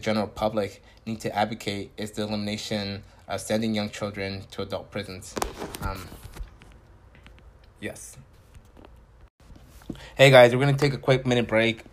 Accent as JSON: {"language": "English", "town": "Santa Maria", "region": "California", "country": "United States", "tie": "born or raised there", "said": "I'm a Santa Maria native too"}